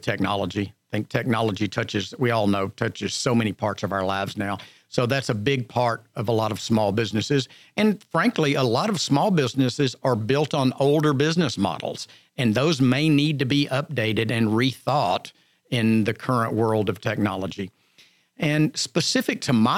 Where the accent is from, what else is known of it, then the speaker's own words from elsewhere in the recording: Montgomery County, Texas, United States; I was born and raised in Montgomery County, and not terribly far from here